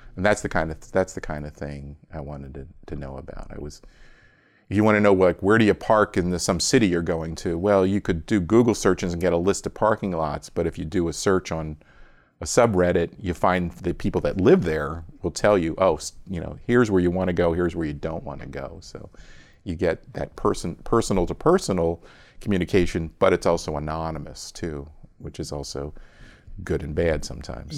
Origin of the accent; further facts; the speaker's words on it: Philadelphia, Pennsylvania, United States; accent: Philadelphia; also born or lived in Delaware; I was born in Philadelphia suburb